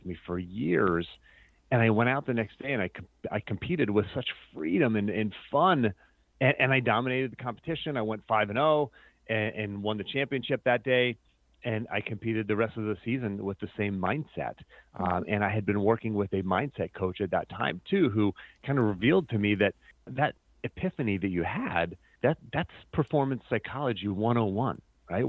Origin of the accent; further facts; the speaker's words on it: Pennsylvania, United States; moved away as an adult; also born or lived in Virginia; growing up in Pennsylvania